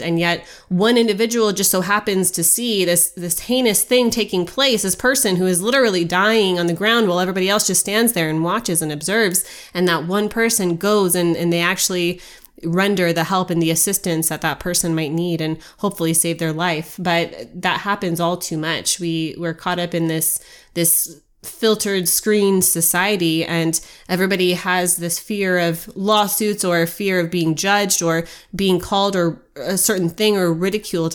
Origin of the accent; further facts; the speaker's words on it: United States; the birthright that we were given as Americans